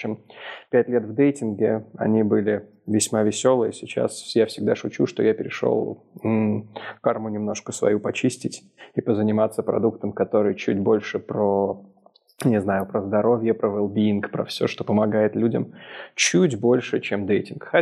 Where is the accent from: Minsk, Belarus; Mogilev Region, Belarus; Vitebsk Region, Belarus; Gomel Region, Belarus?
Minsk, Belarus; Я, как Ярик правильно сказал, из Минска. Но из Минска недавно я переехал из Москвы.